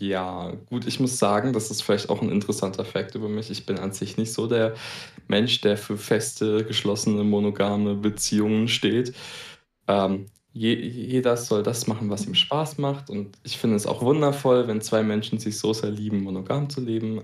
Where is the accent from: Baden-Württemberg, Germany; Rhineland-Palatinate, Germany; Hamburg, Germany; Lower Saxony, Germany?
Baden-Württemberg, Germany; ich komme aus Baden-Württemberg.